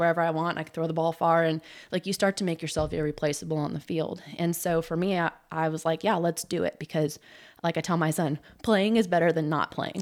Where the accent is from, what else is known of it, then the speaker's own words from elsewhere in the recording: Southern California, United States; now in Oklahoma, United States; I grew up in Southern California and started playing soccer at seven years old